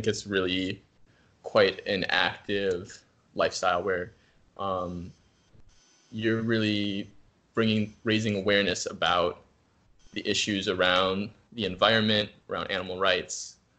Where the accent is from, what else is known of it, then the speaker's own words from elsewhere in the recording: Minnesota, United States; also born or lived in New Zealand; Cargill in my home state of Minnesota here, which is one of the largest private industries in the entire world